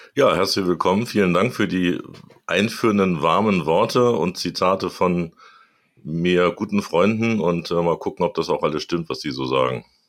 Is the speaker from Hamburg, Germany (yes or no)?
yes; Hamburg, Germany; ich bin Hamburger Jung, äh, also bin in Hamburg groß geworden